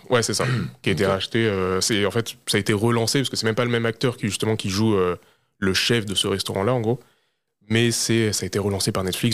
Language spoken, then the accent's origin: French; France; pour nous en tant que Français